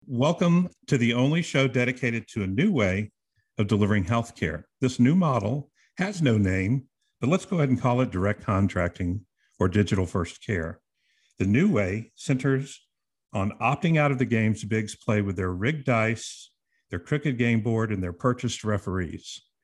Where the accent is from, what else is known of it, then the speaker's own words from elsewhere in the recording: Texas, United States; I'm from Texas